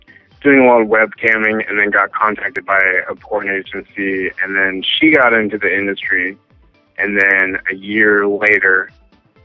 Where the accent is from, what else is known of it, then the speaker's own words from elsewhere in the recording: Washington, United States; also born or lived in Seattle; I'm originally from Washington State, and lived a great deal of time in Seattle.